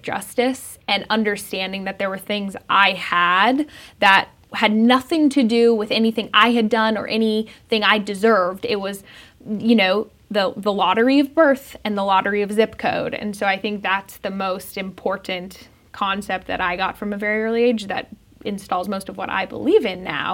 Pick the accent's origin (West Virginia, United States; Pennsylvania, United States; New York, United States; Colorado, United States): Colorado, United States; Denver; I grew up in Denver